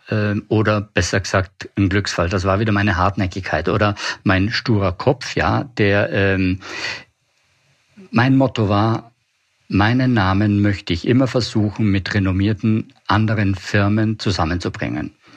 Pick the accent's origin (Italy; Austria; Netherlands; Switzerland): Italy; Puster Valley, South Tyrol, Trentino-Alto Adige; moved away as an adult; also born or lived in Milan / Weimar; ich komme aus den Dolomiten, aus dem Pustertal, Südtirol